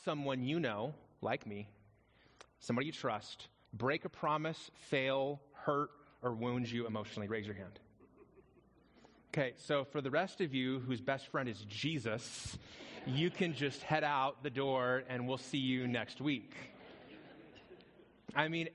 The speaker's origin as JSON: {"language": "English", "area": "outside of Las Vegas", "region": "Nevada", "country": "United States", "tie": "born or raised there", "also_born_or_lived": "Phoenix, Arizona", "moved": "yes", "lives_now": "Prescott, United States", "said": "I grew up outside of Las Vegas."}